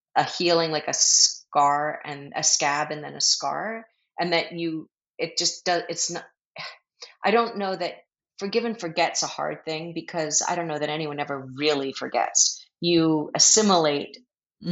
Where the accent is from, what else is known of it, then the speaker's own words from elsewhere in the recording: Philadelphia, Pennsylvania, United States; I grew up in Philly